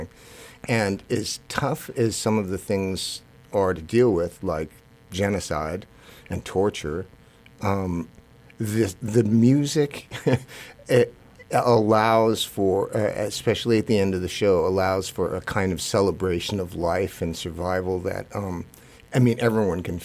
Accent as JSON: {"language": "English", "country": "United States", "said": "I'm Japanese American"}